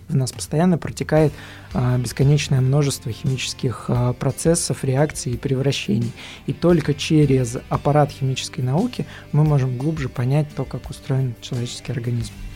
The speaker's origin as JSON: {"language": "Russian", "town": "Kokhma", "region": "Ivanovo Oblast", "country": "Russia", "tie": "born or raised there", "moved": "yes", "lives_now": "Vladivostok, Russia", "said": "я не из Иванова, я из города рядом с Иваново, Кохма"}